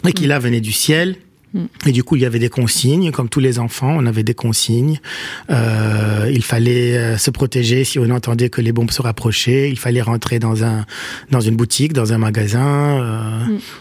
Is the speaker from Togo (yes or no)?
no; Beirut, Beirut Governorate, Lebanon; moved away as an adult; also born or lived in Paris, France; j'ai grandi à Achrafieh, dans la partie est de Beyrouth pendant la guerre